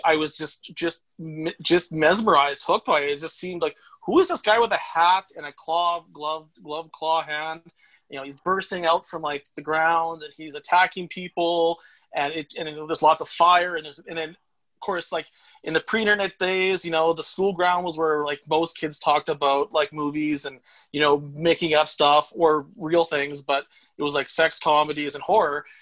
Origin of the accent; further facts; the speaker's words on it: Saskatoon, Saskatchewan, Canada; I grew up in Saskatoon, Saskatchewan